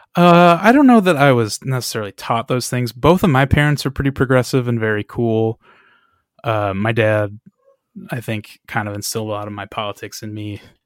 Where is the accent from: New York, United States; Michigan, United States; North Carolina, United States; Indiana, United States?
Michigan, United States; we are from Michigan